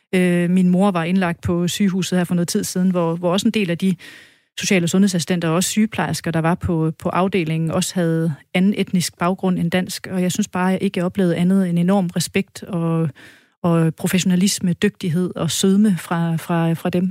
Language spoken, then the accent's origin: Danish; West Jutland, Central Denmark Region, Denmark; som vestjyde